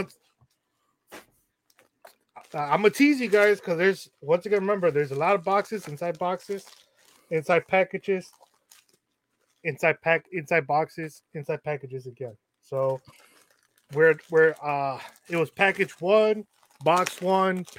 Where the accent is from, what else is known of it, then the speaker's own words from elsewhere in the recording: Chicago, Illinois, United States; we're all from Chicago